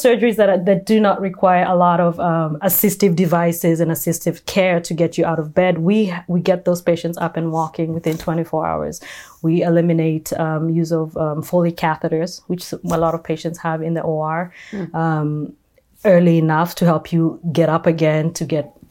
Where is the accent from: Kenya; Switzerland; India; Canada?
Kenya; now in California, United States; I was born and raised in Kenya